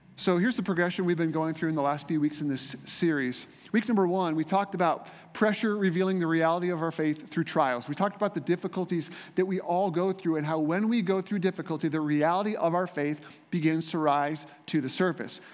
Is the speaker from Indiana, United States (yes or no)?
yes; Indiana, United States; I grew up in Indiana